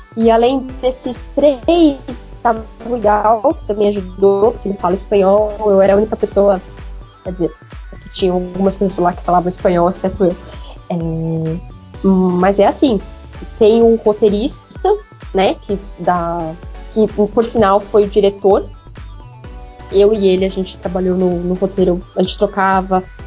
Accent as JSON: {"language": "Portuguese", "region": "São Paulo", "country": "Brazil", "said": "eu sou paulistana"}